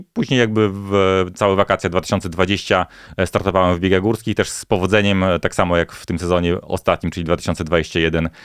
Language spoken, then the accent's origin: Polish; Bielsk Podlaski, Podlaskie Voivodeship, Poland; moved away; jeszcze wakacje spędzałem wtedy u siebie na Podlasiu, w Bielsko-Podlaski